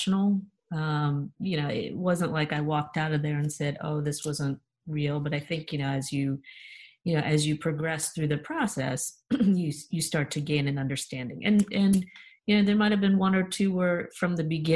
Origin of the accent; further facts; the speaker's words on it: New York, United States; moved away; I grew up in New York